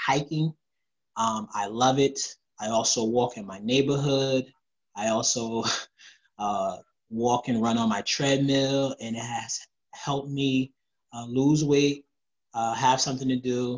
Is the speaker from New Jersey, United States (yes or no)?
yes; New Jersey, United States; I'm from Jersey.